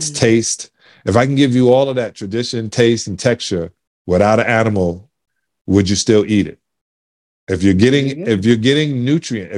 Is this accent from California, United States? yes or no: no; New York City, New York, United States; I'm from Canarsie in Brooklyn